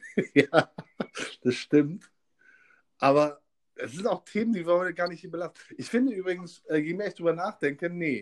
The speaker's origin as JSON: {"language": "German", "town": "Kassel", "region": "Hesse", "country": "Germany", "tie": "born or raised there", "moved": "yes", "lives_now": "Hamburg, Germany", "said": "Ich bin Kasseliner, Kasselaner, Kasseler"}